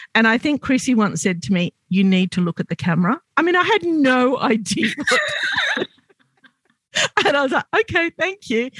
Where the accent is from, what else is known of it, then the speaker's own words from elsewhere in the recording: Sydney, New South Wales, Australia; I grew up in Glebe, which was very, very white and very, very poor